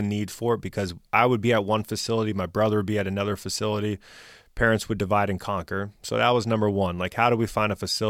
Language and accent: English; Southeast Valley, Arizona, United States; My brother and I are born and raised in the Southeast Valley